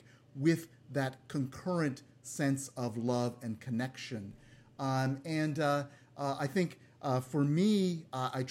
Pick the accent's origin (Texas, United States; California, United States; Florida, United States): California, United States; San Francisco; my hometown here in California